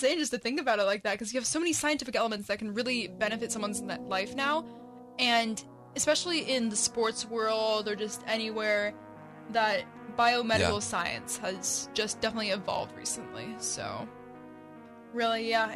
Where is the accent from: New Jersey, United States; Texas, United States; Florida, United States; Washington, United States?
Washington, United States; Seattle; we're from Seattle.